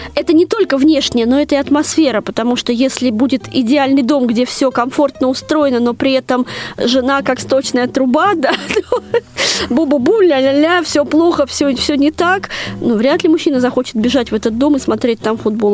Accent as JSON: {"language": "Russian", "region": "Moscow", "country": "Russia", "tie": "born or raised there", "said": "когда-то в Москве в моем детстве"}